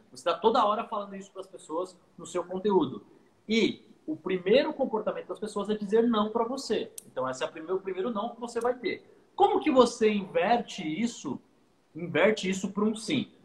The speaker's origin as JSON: {"language": "Portuguese", "town": "Santos", "region": "São Paulo", "country": "Brazil", "tie": "born or raised there", "said": "sou natural de Santos, litoral paulista"}